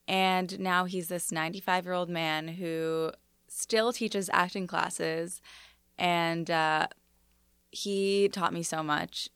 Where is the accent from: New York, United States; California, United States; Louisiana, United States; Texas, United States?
New York, United States; New York City; also born or lived in Los Angeles; I grew up in Bayside, Astoria